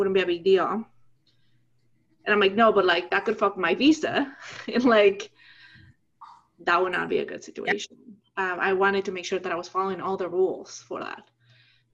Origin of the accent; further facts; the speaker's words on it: Mexico; moved away as an adult; When I came to college, I came on scholarship from Mexico